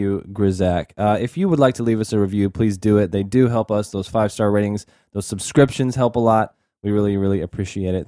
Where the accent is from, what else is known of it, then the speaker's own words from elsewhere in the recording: Texas, United States; we're from Texas